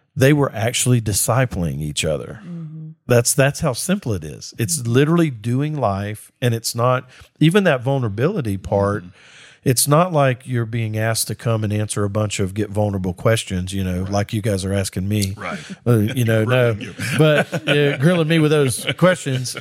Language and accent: English; Mississippi, United States; I'm from Mississippi